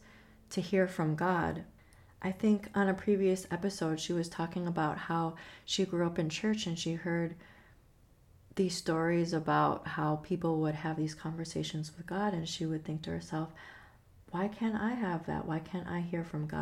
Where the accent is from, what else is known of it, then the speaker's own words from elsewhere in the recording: Chicago, Illinois, United States; moved away; I grew up in Chicago